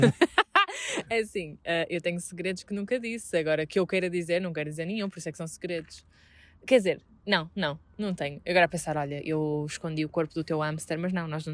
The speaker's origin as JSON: {"language": "Portuguese", "town": "Vila Nova de Gaia", "region": "Norte", "country": "Portugal", "tie": "born or raised there", "said": "estou na minha terra"}